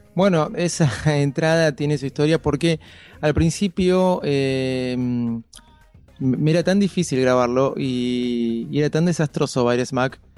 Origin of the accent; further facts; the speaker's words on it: Argentina; como todo argentino, este, muy admirador del fútbol